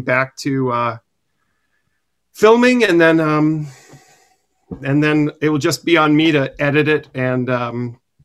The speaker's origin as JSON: {"language": "English", "region": "New England", "country": "United States", "tie": "born or raised there", "said": "I grew up in New England"}